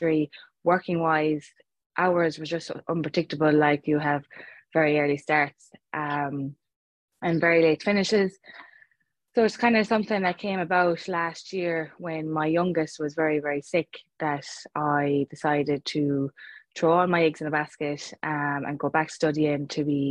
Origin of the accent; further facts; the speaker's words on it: Clare, Munster, Ireland; moved away; I'm actually originally from Clare